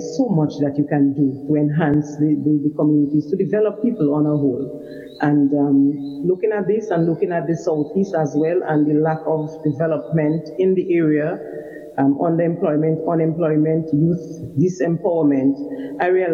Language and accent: English; Dominica; I hail from the Dailies community. It's a community in the southeast part of Dominica. I was born there, lived there, worked there for most of my adult life